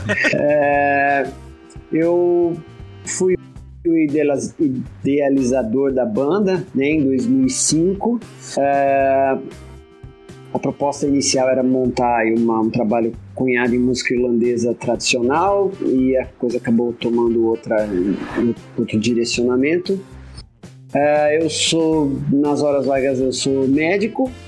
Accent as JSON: {"language": "Portuguese", "town": "Sorocaba", "region": "São Paulo", "country": "Brazil", "also_born_or_lived": "Londrina", "moved": "as an adult", "said": "Quando eu me mudei para Londrina, que eu sou de Sorocaba, eu vim fazer faculdade em Londrina"}